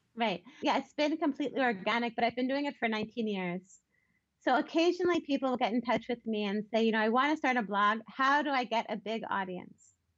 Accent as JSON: {"language": "English", "town": "Baltimore", "region": "Maryland", "country": "United States", "tie": "born or raised there", "said": "I grew up in Baltimore um, in a conservative Jewish family."}